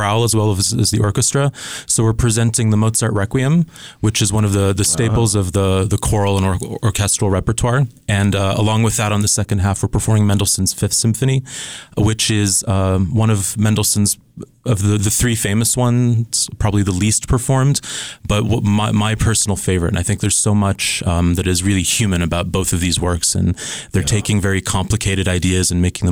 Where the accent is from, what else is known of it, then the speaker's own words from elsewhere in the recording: Switzerland; moved away; also born or lived in Scotland / Pennsylvania; I was born in Scotland and grew up in Switzerland